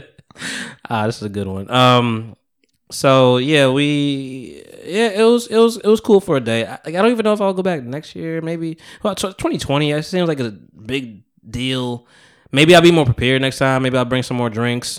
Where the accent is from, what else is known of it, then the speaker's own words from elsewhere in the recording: Bogota, New Jersey, United States; now in South Jersey, United States; I went to Bogota, which is my hometown